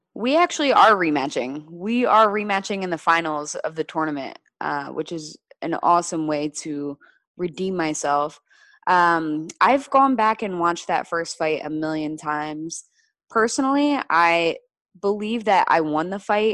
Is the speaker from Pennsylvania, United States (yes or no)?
yes; Reading, Pennsylvania, United States; moved away as an adult; also born or lived in New Hampshire; I traveled home to Reading, to my hometown